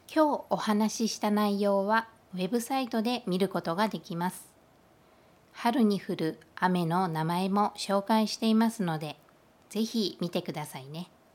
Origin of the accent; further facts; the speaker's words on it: Kyushu, Japan; now in Taiwan; 私の出身地、九州